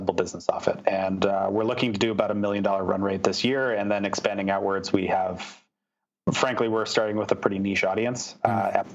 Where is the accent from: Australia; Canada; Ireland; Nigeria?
Canada; also born or lived in Philadelphia, United States / San Francisco, United States; I'm proud Canadian, born and raised, spent the last year and a half there in the U.S.